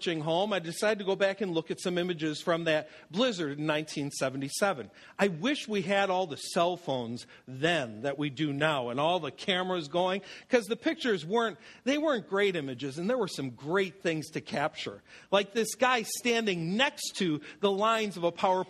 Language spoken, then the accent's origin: English; Buffalo, New York, United States; moved away; my rugged buffalo childhood